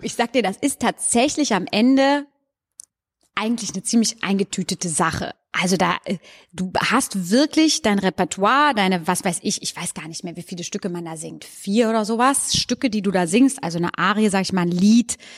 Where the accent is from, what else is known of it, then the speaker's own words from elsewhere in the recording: Goch, North Rhine-Westphalia, Germany; also born or lived in Hagen; now in Cologne, Germany; Ja, also ich komme vom Niederrhein. Ich bin auf dem sehr flachen Land aufgewachsen, an der holländischen Grenze in Goch